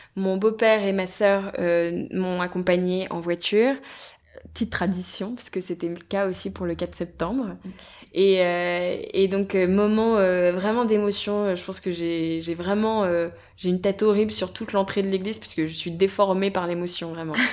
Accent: Brittany, France; On est bretonne

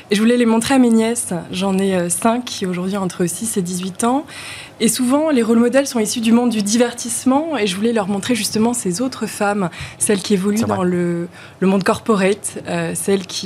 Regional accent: Lyon, Auvergne-Rhône-Alpes, France; Alors moi, je suis franco-britannique, j'ai grandi à Lyon

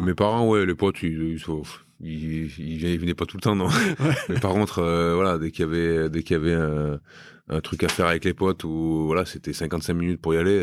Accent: Romans-sur-Isère, Auvergne-Rhône-Alpes, France; moved away as an adult; also born or lived in Brive; now in Bayonne, France; chez moi à Romain

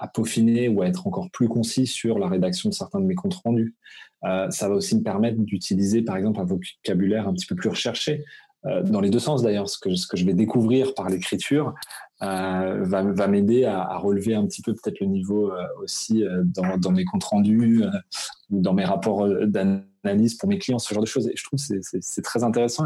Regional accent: Brittany, France; moved away as an adult; now in Alsace, France; Je suis breton d'origine, donc c'est vrai que j'ai vécu jusqu'à mes 18 quand même, donc c'est très ancré chez moi

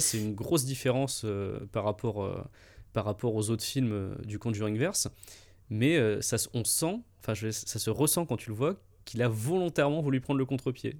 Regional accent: Montélimar, Auvergne-Rhône-Alpes, France; on vient de Montélimar

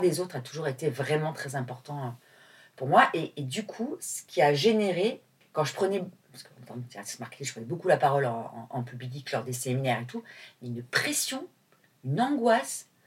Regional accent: Nîmes, Occitania, France; moved away as an adult; also born or lived in Marseille; now in Paris, France; je suis pas parisienne, j'habite à Paris, mais euh, je suis née à Nîmes, où j'ai passé toute mon enfance.

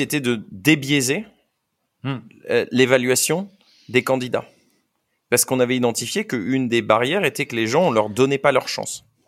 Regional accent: France; je viens de France

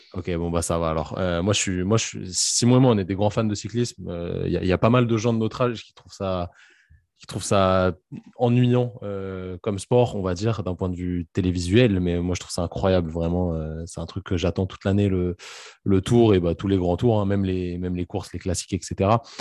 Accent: France; on est français

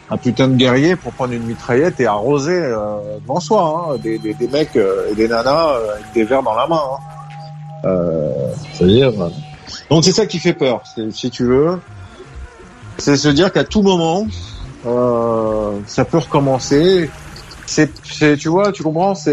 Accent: Paris, Île-de-France, France; Là, je parle vraiment en tant que Français, Parisien.

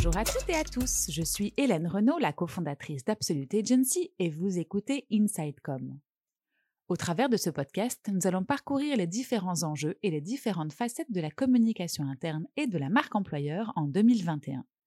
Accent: France; je suis française

